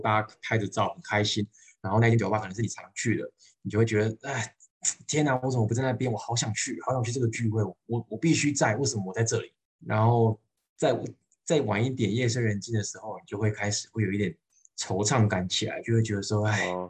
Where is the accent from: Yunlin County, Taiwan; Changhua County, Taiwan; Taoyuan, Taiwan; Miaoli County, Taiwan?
Changhua County, Taiwan; Changhua; moved away as an adult; also born or lived in Taipei, Taiwan; now in Guangdong, China; 我不是台北人，我彰化人，等于我是北上，北上工作